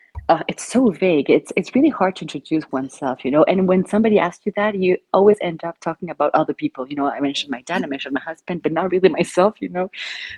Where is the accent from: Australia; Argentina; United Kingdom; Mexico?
Argentina; now in Belgium; I'm from Argentina, but I've been living in Belgium for quite some years now, I think 10 years already, if not more.